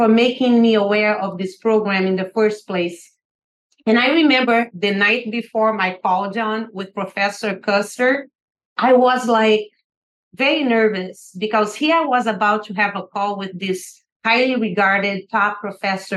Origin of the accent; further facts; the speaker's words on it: Brazil; now in United States; I grew up in poverty in Brazil